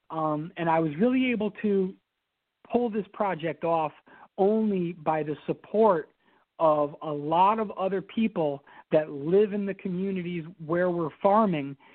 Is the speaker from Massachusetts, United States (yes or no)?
no; Albany, New York, United States; Well, um, I am born and raised in Albany. Um, I'm actually, I don't know if I'm a fifth or sixth generation Albany resident, and my my whole family's from Albany, and so Albany is it's it's in my blood.